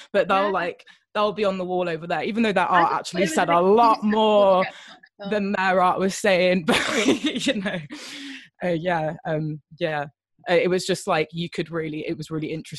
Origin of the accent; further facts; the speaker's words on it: United Kingdom; accent: English southern; first language Welsh; English is a second language; my first language is Welsh, but like I have the, like, my parents are English speaking, so I have a very like English southern accent